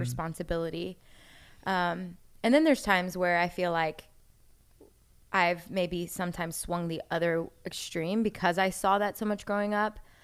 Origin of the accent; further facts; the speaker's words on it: Orlando, Florida, United States; moved away as an adult; also born or lived in Jacksonville; I grew up in Orlando